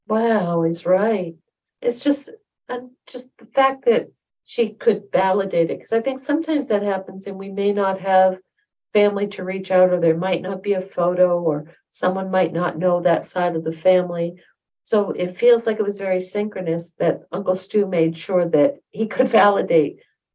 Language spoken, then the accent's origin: English; Utah, United States; I grew up in Utah and he lived in Wisconsin.